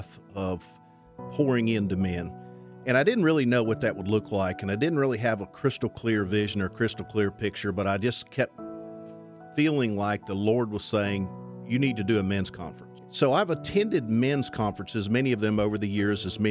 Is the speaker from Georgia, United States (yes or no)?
yes; Temple, Georgia, United States; also born or lived in Bremen, Georgia; Grew up in Temple, Georgia, just a little ways down